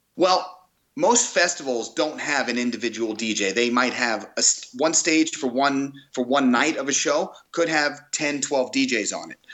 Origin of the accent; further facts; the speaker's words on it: Five Towns, Long Island, New York, United States; now in California, United States; I grew up in the Five Towns